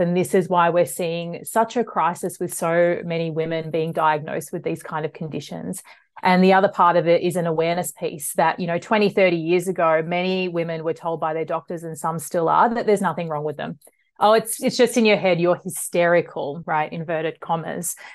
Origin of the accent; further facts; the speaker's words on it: Melbourne, Victoria, Australia; I'm from Melbourne. I grew up in the western suburbs of Melbourne